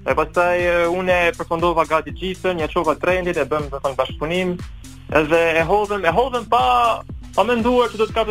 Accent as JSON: {"language": "Albanian", "town": "Shkodër", "region": "Shkodër County", "country": "Albania", "tie": "born or raised there", "accent": "northern", "moved": "yes", "lives_now": "Belgium", "said": "nga Shqipëria jam nga Shkodra, kam lindur në Shkodër, kam ardhur në Belgjikë në 2000 në 2011."}